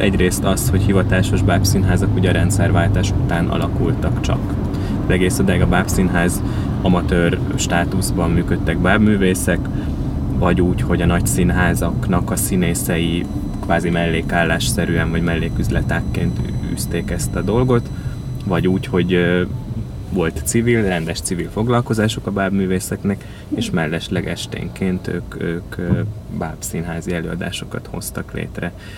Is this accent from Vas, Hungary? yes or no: yes; Vasszécseny, Vas, Hungary; Szombathely mellől ö, származom Vasszécseny nevű faluból